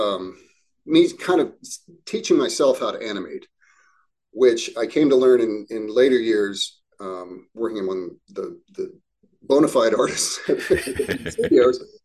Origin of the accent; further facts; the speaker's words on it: Cincinnati, Ohio, United States; moved away as an adult; also born or lived in New York / Chicago; I grew up in Cincinnati, Ohio.